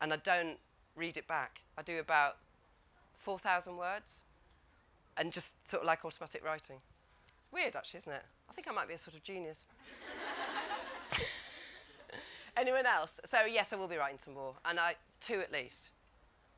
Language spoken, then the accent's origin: English; Leeds, Yorkshire and the Humber, United Kingdom; moved away; also born or lived in Taupo, New Zealand; I'm from Leeds